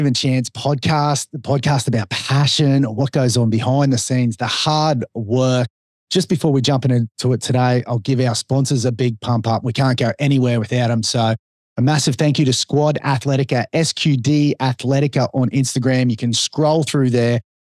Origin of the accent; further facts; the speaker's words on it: Sunshine Coast, Queensland, Australia; we were born and bred on the Sunshine Coast